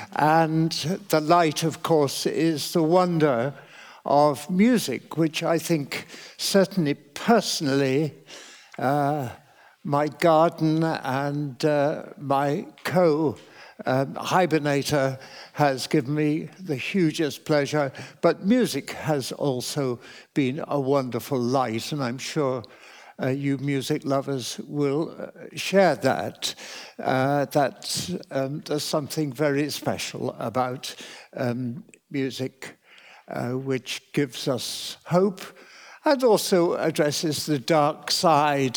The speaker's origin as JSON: {"language": "English", "town": "Cambridge", "region": "East of England", "country": "United Kingdom", "tie": "born or raised there", "said": "I was hugely fortunate to be born and brought up in Cambridge where there was so much music"}